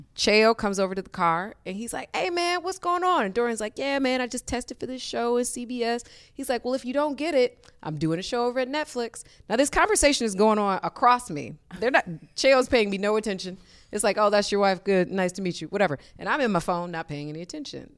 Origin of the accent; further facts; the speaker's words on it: Detroit, Michigan, United States; moved away; growing up in Detroit